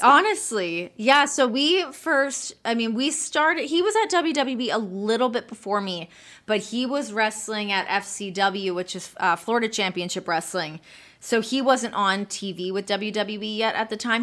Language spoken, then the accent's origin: English; Canada; moved away as an adult; also born or lived in Los Angeles; now in United States; I'm Canadian